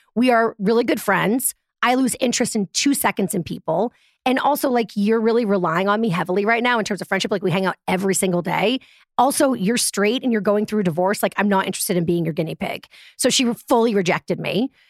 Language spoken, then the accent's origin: English; Boston, Massachusetts, United States; moved away; also born or lived in Manhattan, New York; And I'm from Boston